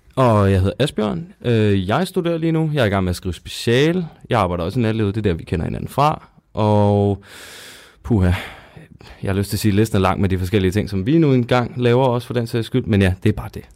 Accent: Zealand, Denmark; now in Odense, Denmark; vi kommer begge to fra Sjælland af

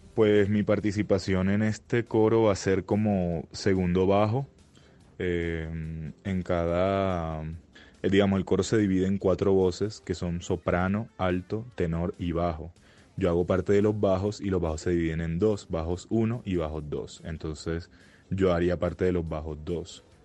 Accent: Colombia; soy el único colombiano

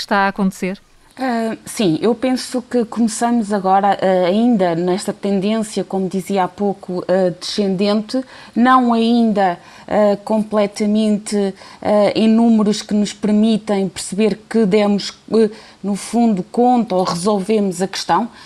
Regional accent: Portugal

